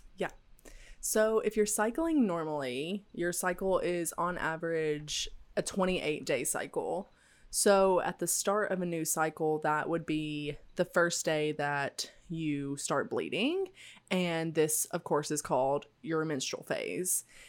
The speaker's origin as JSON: {"language": "English", "region": "Tennessee", "country": "United States", "tie": "born or raised there", "said": "I grew up in the South, in Tennessee"}